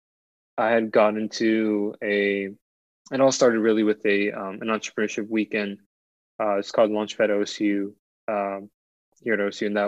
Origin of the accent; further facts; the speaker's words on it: Ohio, United States; also born or lived in Washington, D.C.; I moved out to Ohio for, you know, my most of my childhood years